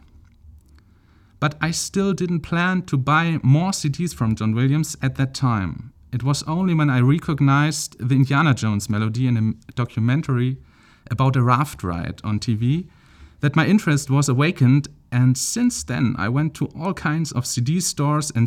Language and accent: English; Celle, Lower Saxony, Germany; I'm originally from Celle near Hannover in northern Germany